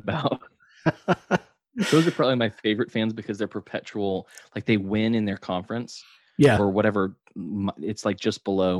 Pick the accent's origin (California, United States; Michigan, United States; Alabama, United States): Alabama, United States; as a Southerner, especially as an Alabamian